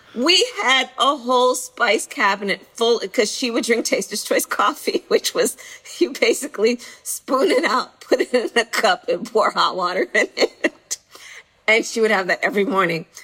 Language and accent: English; Bay Area, California, United States; being from the Bay Area and growing up in the Bay Area